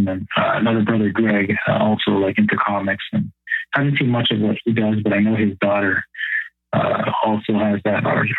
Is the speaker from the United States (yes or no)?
no; Windsor, Ontario, Canada; So my background is, I'm Canadian, born in Canada, born in Windsor, Ontario. My father is from Windsor, Chatham area. His ancestors came to Canada many, many generations ago. They settled here. They came up through the Underground Railroad.